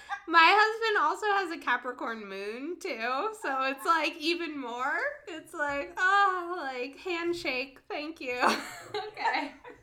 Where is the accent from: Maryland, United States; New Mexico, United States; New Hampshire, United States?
Maryland, United States; Germantown; I'm from here. I'm a local. Yeah. So I grew up in Germantown